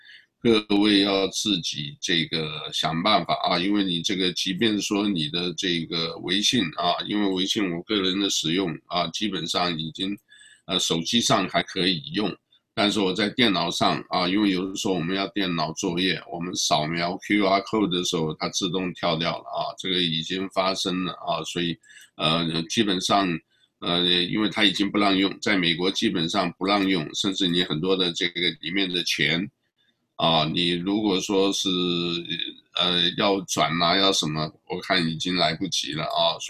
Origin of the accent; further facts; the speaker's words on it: China; positive 这个我们中国人讲就是，呃，哎呀，很正面，很好的啊